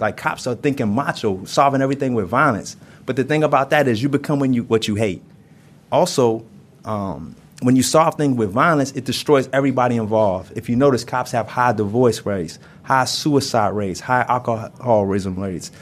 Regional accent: New York City, New York, United States; I grew up in Brooklyn in Brownsville

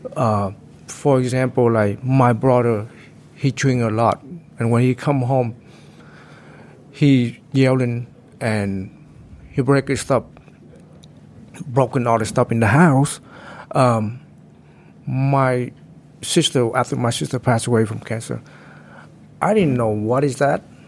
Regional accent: Santa Clara County, California, United States; I came from Santa Clara, uh, Santa Clara County

